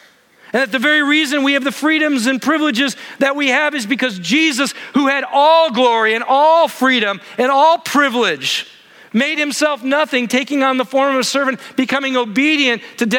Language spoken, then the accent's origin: English; Midwest, United States; The place I grew up in the Midwest, it was like Christians couldn't drink, couldn't dance, couldn't go to movies